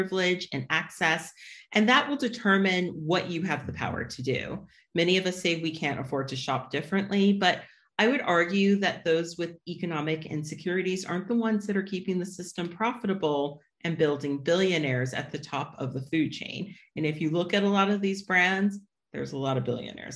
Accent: United States; As an American

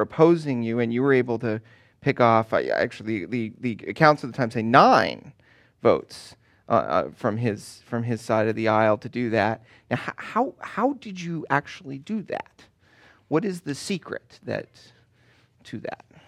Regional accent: Southern California, United States; moved away as an adult; I grew up in Southern California

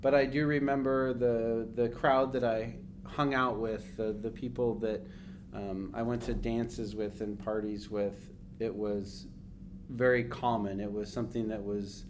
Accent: Concord, California, United States; I grew up in Concord, so in Contra Costa County in the East Bay

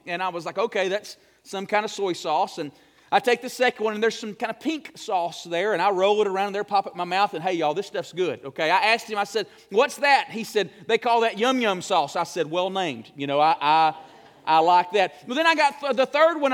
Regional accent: Morris, Alabama, United States; moved away as an adult; also born or lived in Memphis, Tennessee; I came out of Morris, moved to a big city

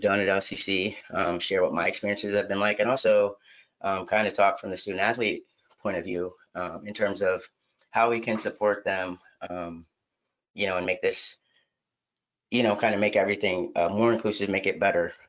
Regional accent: Lansing, Michigan, United States; I'm from Lansing, Michigan, and in 2017, I came out as transgender

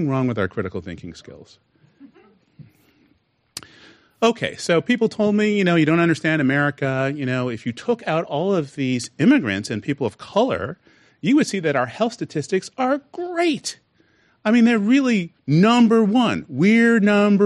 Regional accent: Canada; also born or lived in United States; now in California, United States; I was actually born in the United States. My parents just took me to Canada at a very young age.

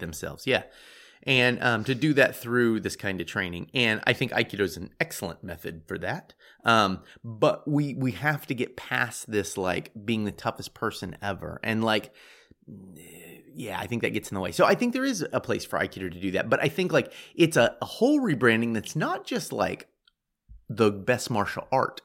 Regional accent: United States; I'm American

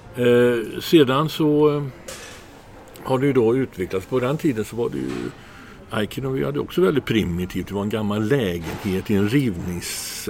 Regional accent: Trollhättan, Västra Götaland, Sweden; moved away; also born or lived in Gothenburg; jag är inte från Göteborg egentligen, jag är från Trollhättan

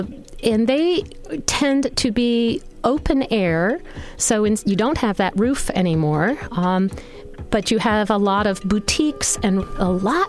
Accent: New Jersey, United States; growing up in New Jersey

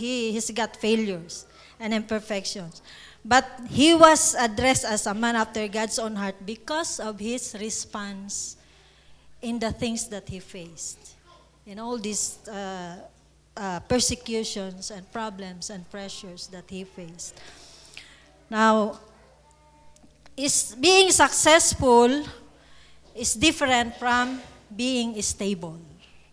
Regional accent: Philippines; English is a second language; We have a saying in the Philippines

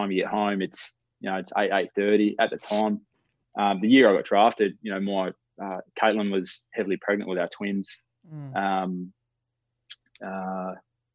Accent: Palmyra, Western Australia, Australia; I grew up in the Palmyra region, which is East Fremantle zone over here

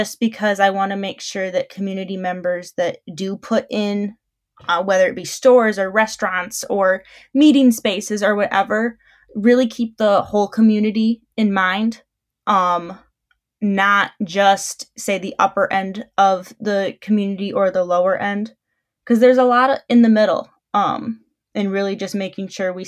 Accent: Albion, Michigan, United States; I am born and raised in Albion, I attend Albion College

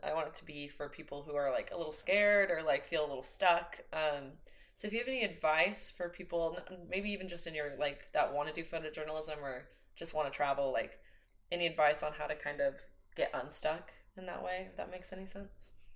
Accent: Oklahoma, United States; I'm from Oklahoma. That's where I was born and raised.

